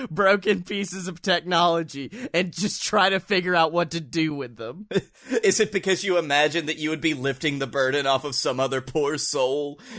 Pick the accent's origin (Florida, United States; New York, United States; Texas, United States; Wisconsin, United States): New York, United States; Utica; Well, I'm from Utica and I've never heard